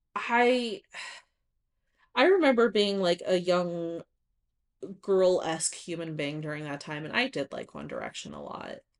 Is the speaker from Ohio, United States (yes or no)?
no; Nevada, United States; I grew up in Nevada